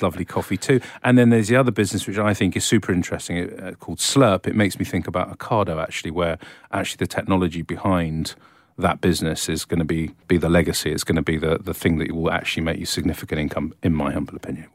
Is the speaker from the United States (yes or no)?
no; England, United Kingdom; I was brought up in this country, lived abroad for a few years